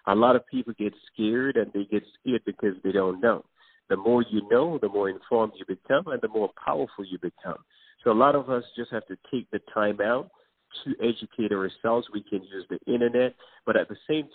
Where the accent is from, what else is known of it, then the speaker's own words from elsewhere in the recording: New York City, New York, United States; also born or lived in Jamaica; I was born in Jamaica and grew up in the Bronx in New York City